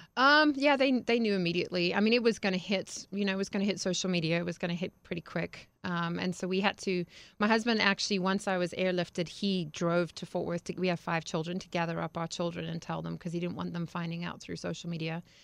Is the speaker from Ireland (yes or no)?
no; Harare, Zimbabwe; moved away; I grew up in Zimbabwe, Africa